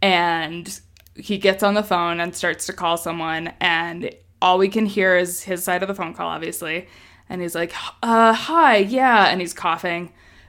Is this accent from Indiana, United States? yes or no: no; Wyoming, United States; moved away; also born or lived in Chicago; we grew up in Wyoming